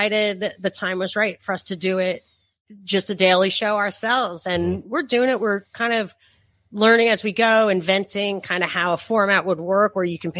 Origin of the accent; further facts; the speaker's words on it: New York, United States; moved away as an adult; also born or lived in Texas; we're from New York.